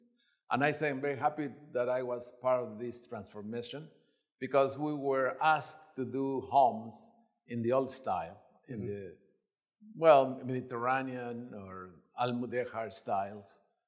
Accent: Mexico City, Mexico; moved away; I came from Mexico City.

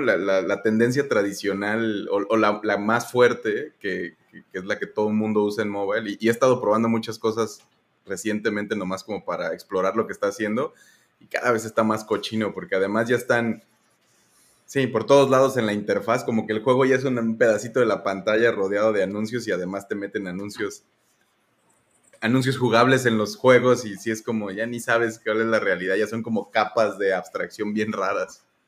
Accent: Michoacán, Mexico; now in Mérida, Mexico; ahorita en Mérida, pero soy de Michoacán

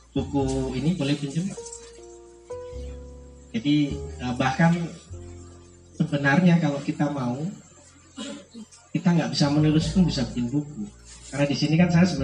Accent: Sidoarjo, East Java, Indonesia; also born or lived in Surabaya; Jadi saya lahir di Surabaya, dibesarkan di Sidoarjo.

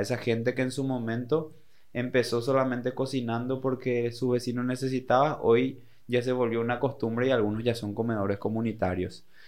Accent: Paraguay; now in Encarnación, Paraguay; ser buenos paraguayos

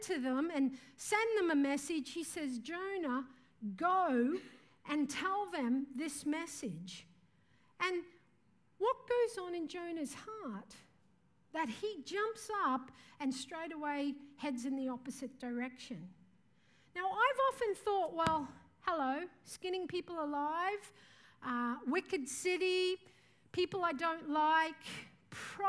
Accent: Mareeba, Queensland, Australia; moved away; also born or lived in Mumbai, India; I'm from Mareeba in far north Queensland.

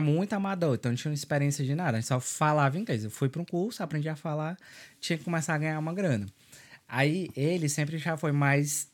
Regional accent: São Benedito, Ceará, Brazil; moved away as an adult; also born or lived in Sobral, Brazil; now in Dublin, Ireland; Eu sou do interior do Ceará, no São Benedito

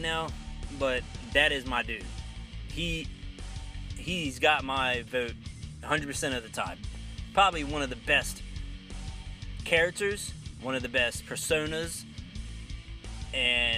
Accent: Outer Banks, North Carolina, United States; we are two guys from the Outer Banks

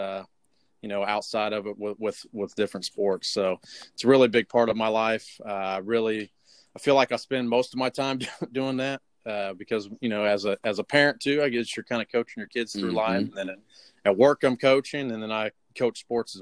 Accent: Middletown, Ohio, United States; moved away as an adult; I'm from Southern Ohio. I spent most of my life in Middletown, but from Middletown, Monroe area. I moved here to about 3 years ago for work

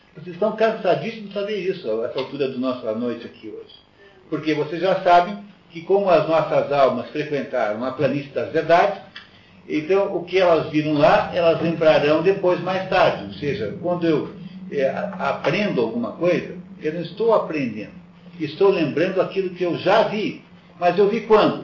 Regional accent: Curitiba, Paraná, Brazil; eu sou curitibano

